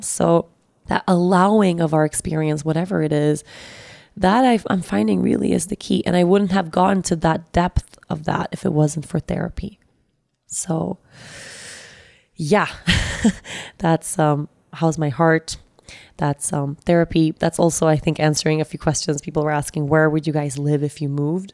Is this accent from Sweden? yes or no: yes; Sweden; moved away; also born or lived in Costa Rica; Sweden, which is my, my home country